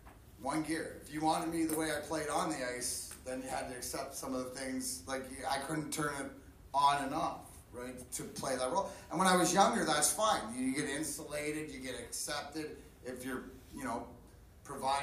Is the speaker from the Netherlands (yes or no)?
no; Windsor, Ontario, Canada; also born or lived in Vancouver; I was born in 72 in Vancouver, but I grew up in just outside of Windsor, Ontario, which is borders Detroit